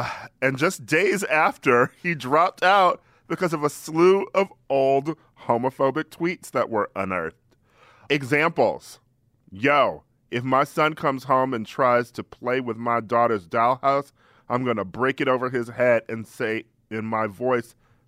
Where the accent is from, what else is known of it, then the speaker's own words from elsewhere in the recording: Midwest, United States; I grew up in the Midwest.